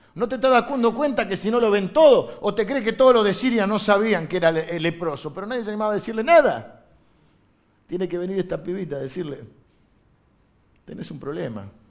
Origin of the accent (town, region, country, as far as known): Argentina